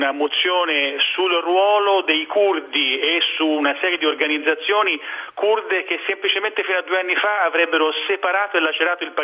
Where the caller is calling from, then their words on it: Rome, Lazio, Italy